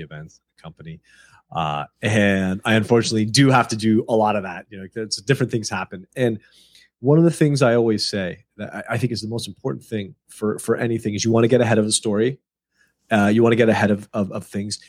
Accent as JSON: {"language": "English", "country": "United States", "tie": "born or raised there", "said": "I'm born and raised in America"}